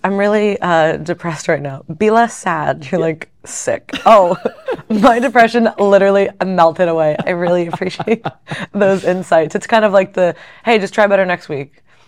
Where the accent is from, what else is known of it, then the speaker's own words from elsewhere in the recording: Fort Lauderdale, Florida, United States; I grew up outside of Fort Lauderdale area, so down in South Florida